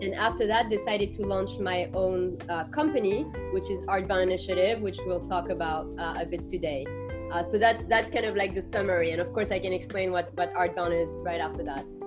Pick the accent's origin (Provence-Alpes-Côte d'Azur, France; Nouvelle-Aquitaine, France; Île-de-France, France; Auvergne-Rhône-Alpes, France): Île-de-France, France; Paris; moved away as an adult; now in New York, United States; I am originally from Paris, from France